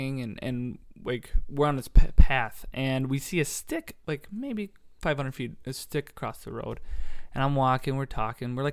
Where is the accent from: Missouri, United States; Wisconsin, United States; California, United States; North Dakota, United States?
Wisconsin, United States; Leopolis; I grew up north in Leopolis, so it's kind of, you know, away from everything. It's kind of country.